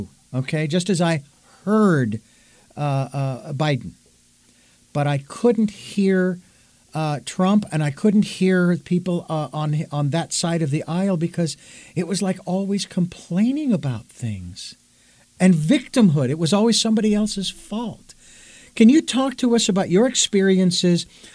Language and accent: English; Phoenix, Arizona, United States; Phoenix, Arizona, my hometown where I was born and raised